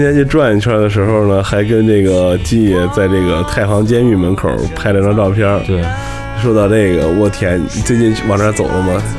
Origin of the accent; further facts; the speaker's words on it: Xingtai, Hebei, China; 我小的时候在我们的那个现在叫桥西区第一菜市场，原来在南小旺那边儿啊，有一个张师傅刀削面，我从小就吃